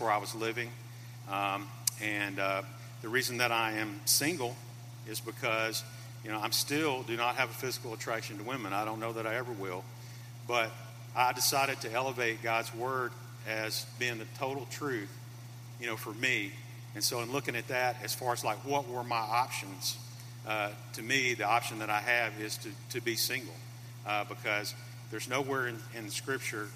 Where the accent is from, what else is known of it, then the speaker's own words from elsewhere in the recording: Memphis, Tennessee, United States; I grew up in Memphis